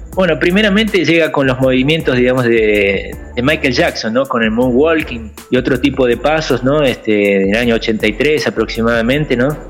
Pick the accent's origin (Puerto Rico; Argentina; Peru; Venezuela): Argentina; Buenos Aires; moved away as an adult; also born or lived in interior of Argentina; now in São Paulo, Brazil; yo soy del interior, pero, o sea, mi familia fue a vivir a la capital, digamos, este, ya de pequeño